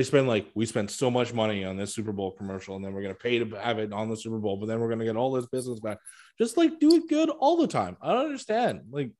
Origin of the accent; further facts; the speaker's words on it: Canada; I am Canadian.